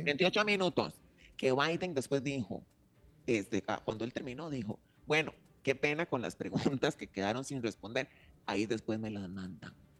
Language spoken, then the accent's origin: Spanish; Costa Rica; yo, desde aquí, siendo costarricense